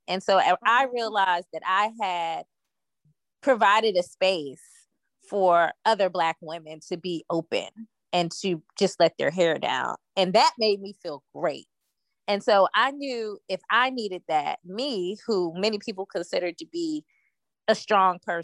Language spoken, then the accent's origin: English; Virginia, United States; also born or lived in Washington, District of Columbia, United States; now in Atlanta, United States; I'm originally from Virginia, like you mentioned. And I moved to Atlanta from DC